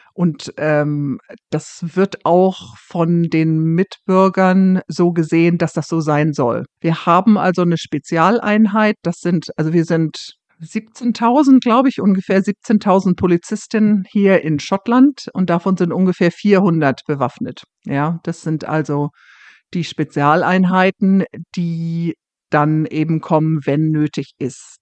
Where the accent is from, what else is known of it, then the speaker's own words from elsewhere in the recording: Hamburg, Germany; moved away as an adult; now in Scotland, United Kingdom; Ich komme ja aus Hamburg